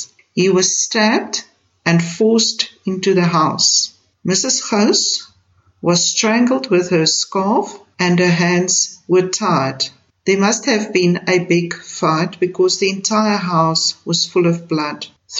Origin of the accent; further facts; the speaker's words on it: South Africa; I, as a South African, strongly condemn these racist attacks on our people.